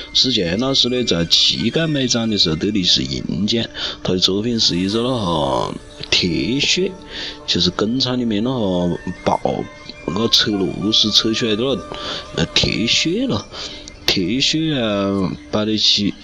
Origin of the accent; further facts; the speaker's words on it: China; 连我们中国人那种要要喜庆的民族